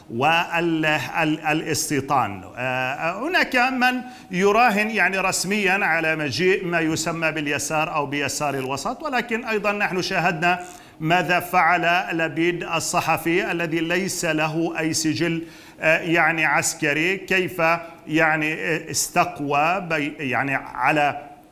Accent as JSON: {"language": "Arabic", "country": "Palestine", "said": "بالنسبة لنا كفلسطينيين"}